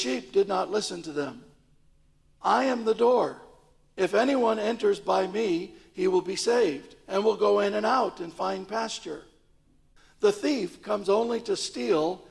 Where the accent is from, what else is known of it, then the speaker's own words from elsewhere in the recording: St. Louis, Missouri, United States; now in London, United Kingdom; growing up in St. Louis, in a city, I didn't really have much contact with sheep